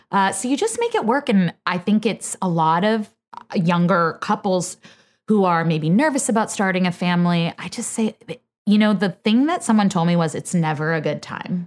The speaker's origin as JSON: {"language": "English", "area": "Bay Area", "region": "Northern California", "country": "United States", "moved": "yes", "said": "I'm from the Bay Area, Northern"}